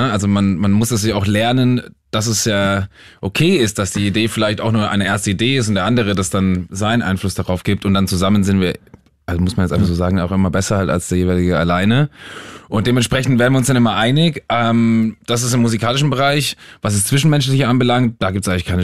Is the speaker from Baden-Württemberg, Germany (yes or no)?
no; Bavaria, Germany; accent: Franconian; also wir kommen aus Franken und das heißt, äh, also aus der Nähe von also Würzburg, da rollt man das R vorne